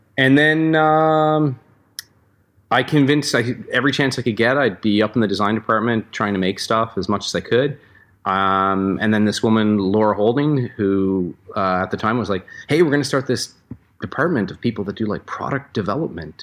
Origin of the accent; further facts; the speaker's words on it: Newfoundland and Labrador, Canada; also born or lived in Vancouver; now in Squamish, Canada; we grew up together in Newfoundland